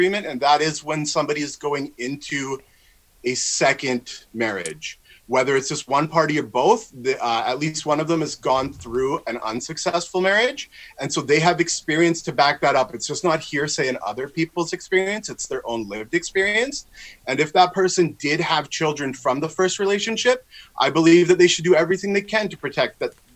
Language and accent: English; Victoria, British Columbia, Canada; I'm from Victoria, BC